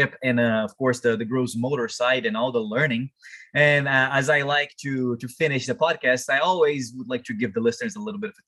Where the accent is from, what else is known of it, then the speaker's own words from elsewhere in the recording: Brazil; English is a second language; now in Canada; I'm from Brazil